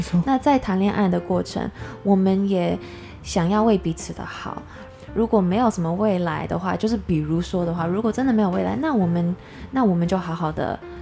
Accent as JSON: {"language": "Chinese", "country": "United States", "tie": "born or raised there", "moved": "yes", "lives_now": "Taiwan", "said": "小时候在美国出生长大"}